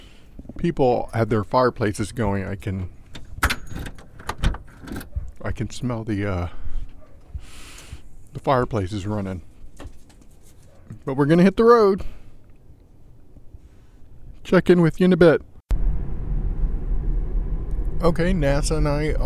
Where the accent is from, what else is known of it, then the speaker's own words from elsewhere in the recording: Texas, United States; I grew up in Texas